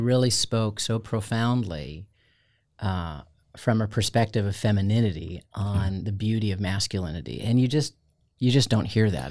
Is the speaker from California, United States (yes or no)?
no; outside of Chicago, Illinois, United States; moved away; also born or lived in Florida; I grew up outside of Chicago